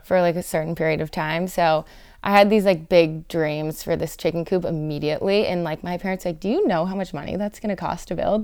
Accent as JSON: {"language": "English", "town": "Los Angeles", "region": "California", "country": "United States", "tie": "born or raised there", "said": "I grew up in the South Bay"}